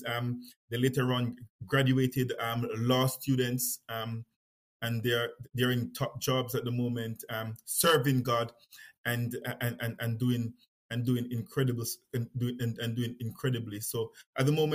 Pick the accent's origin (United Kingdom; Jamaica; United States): Jamaica; Kingston; moved away; I was born in Kingston, Jamaica, and I was born in a lived in and around the city